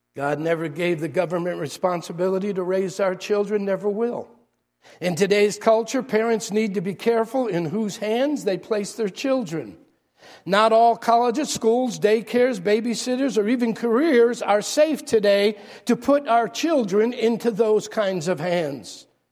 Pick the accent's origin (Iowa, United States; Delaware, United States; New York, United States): New York, United States; New York City; moved away; I'm from New York.